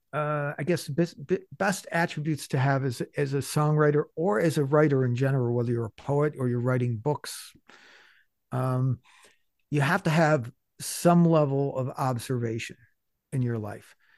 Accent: Buffalo, New York, United States; I'm from Buffalo

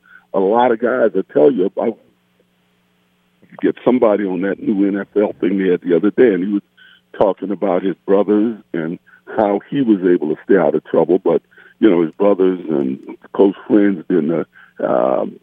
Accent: San Francisco, California, United States; I didn't grow up in Brentwood. I grew up in San Francisco in a couple of pretty rough neighborhoods

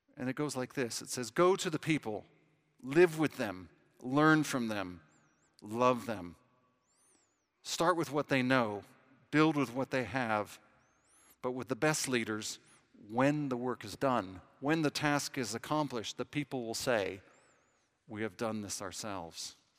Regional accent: Southern California, United States; accent: American; moved away as an adult; now in London, United Kingdom; I'm from Southern California.

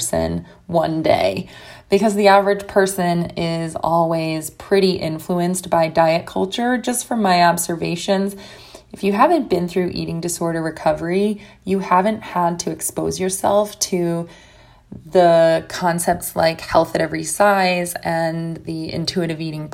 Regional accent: United States; I'm from the United States

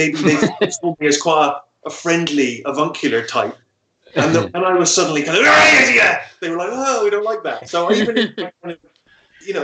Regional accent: Bristol, South West England, United Kingdom; I was from Bristol and I was playing in Exeter

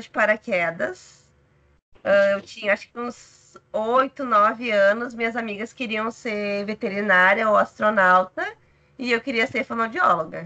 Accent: São Leopoldo, Rio Grande do Sul, Brazil; also born or lived in Santa Maria; Eu sou gaúcha, sou de São Leopoldo, região metropolitana de Porto Alegre

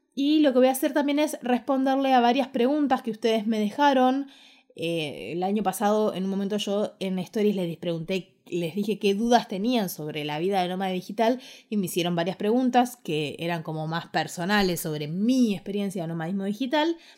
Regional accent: Ushuaia, Tierra del Fuego, Argentina; moved away as an adult; also born or lived in Buenos Aires / Quilmes / Córdoba; Yo nací en Ushuaia, me crié en Ushuaia y a los 18 años decidí que quería estudiar la carrera de diseño gráfico y me vine a vivir a Buenos Aires

